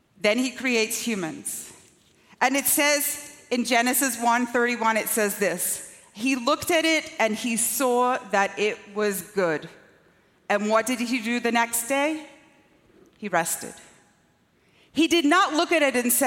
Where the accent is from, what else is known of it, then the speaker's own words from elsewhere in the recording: Scotland, United Kingdom; also born or lived in Long Island; now in United States; when I was growing up in Scotland